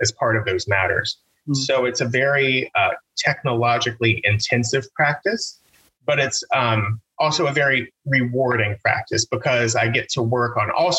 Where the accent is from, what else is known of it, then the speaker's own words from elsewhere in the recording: Southern West Virginia, United States; moved away as an adult; now in Pittsburgh, United States; growing up in Southern West Virginia